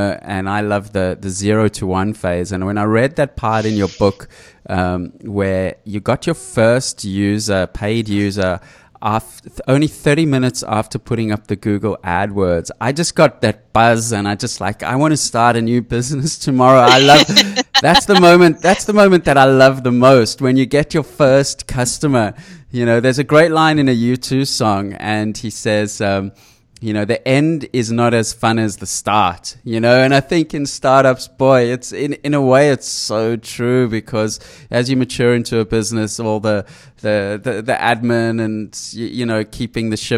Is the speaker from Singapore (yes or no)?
no; South Africa; now in Australia; I grew up in South Africa